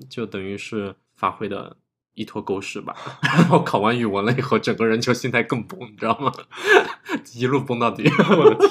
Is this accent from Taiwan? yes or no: no; small county town in Hunan, China; moved away as an adult; also born or lived in Beijing; 我是来自湖南小县城的一个考生，我上的是一个北京的二本